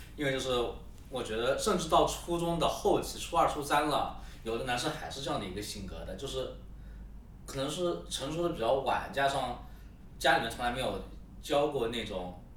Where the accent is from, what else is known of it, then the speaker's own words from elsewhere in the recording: Yunnan, China; 我们云南话叫“看蚂蚁”